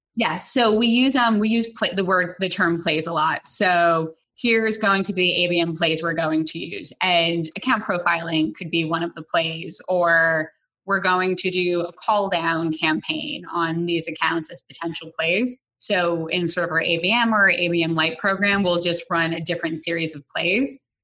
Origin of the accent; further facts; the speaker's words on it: New York City, New York, United States; I grew up in the Bronx